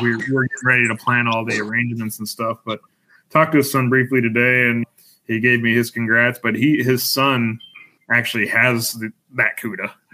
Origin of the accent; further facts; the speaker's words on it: Denver, Colorado, United States; I grew up in Denver, born and raised in Colorado